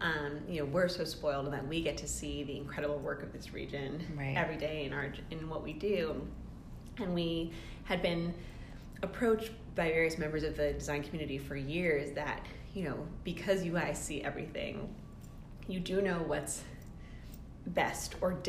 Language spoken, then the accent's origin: English; New England, United States; As we talked about, I grew up in New England, and so when you live in a place like where I spent my childhood, where the climate dictates so much of what the like the architecture and the construction has to be